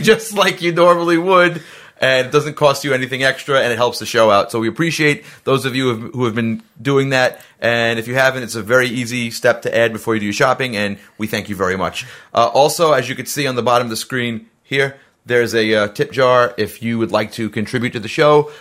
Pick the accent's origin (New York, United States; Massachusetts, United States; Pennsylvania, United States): New York, United States; New York City; I'm from Staten Island